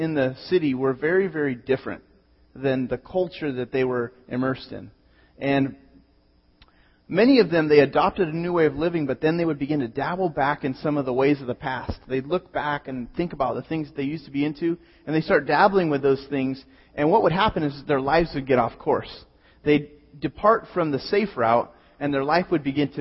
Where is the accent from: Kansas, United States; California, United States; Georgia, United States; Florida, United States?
California, United States; Pismo Beach; born or raised there